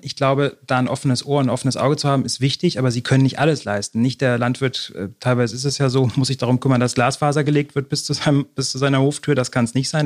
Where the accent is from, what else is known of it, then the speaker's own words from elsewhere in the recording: near Cuxhaven, Lower Saxony coast, Germany; moved away as an adult; also born or lived in Halle; now in Berlin, Germany; Ich bin, wie gesagt, aus Niedersachsen an der Küste groß geworden, in der Nähe von Cuxhaven